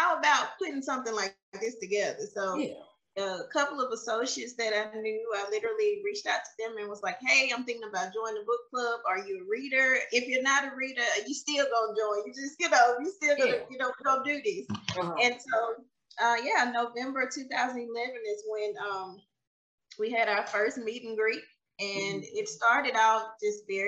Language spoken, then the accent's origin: English; Mississippi, United States; moved away as an adult; also born or lived in Alabama; I'm originally from Mississippi.